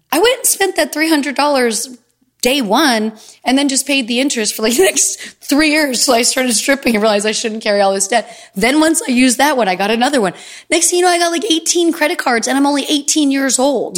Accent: Easton, United States; moved away; I would rent a car and drive home and see my friends from Easton

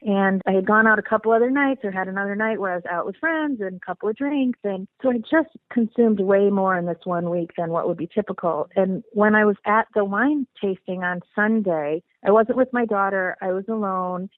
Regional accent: Midwest, United States; also born or lived in Napa Valley area, California; now in California, United States; I uh, was originally born and bred in the Midwest, so from hardy Midwestern stock

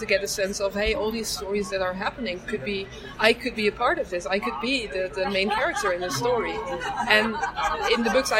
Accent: Netherlands; English is a second language; I grew up in the Netherlands and we were very into learning languages early on.

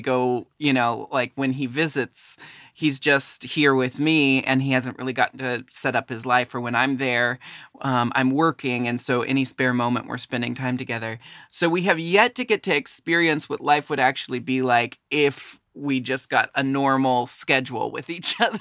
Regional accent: Pacific Northwest, United States; I was born and raised in the Pacific Northwest, which is very different from the South

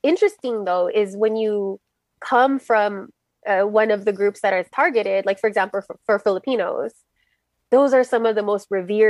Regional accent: Los Angeles, California, United States; I'm based here in Los Angeles, born and raised, daughter of immigrants.

